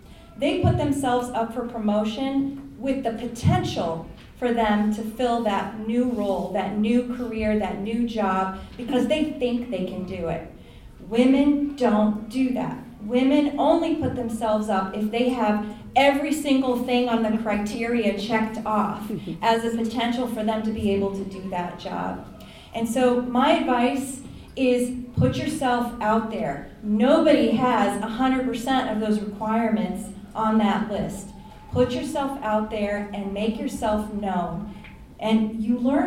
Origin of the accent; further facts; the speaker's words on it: Florida, United States; moved away as an adult; also born or lived in Connecticut; I grew up in Florida